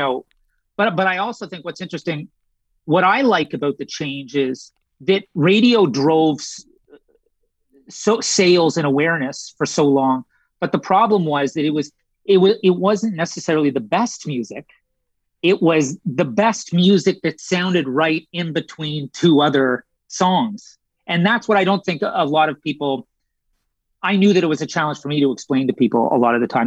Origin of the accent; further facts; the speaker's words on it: Canada; moved away; also born or lived in United Kingdom; I'm Canadian.